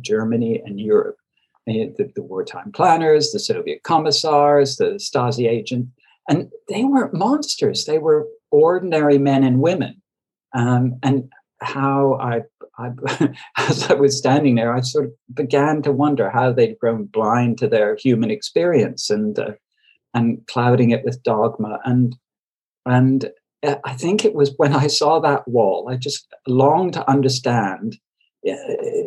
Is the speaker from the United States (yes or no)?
no; Toronto, Ontario, Canada; moved away as an adult; also born or lived in London / Berlin; I grew up in Toronto